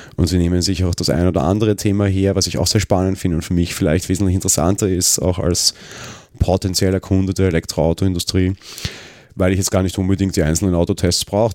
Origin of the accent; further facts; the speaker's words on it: Vienna, Austria; Ich bin Wiener, ich wohne am Stadtrand.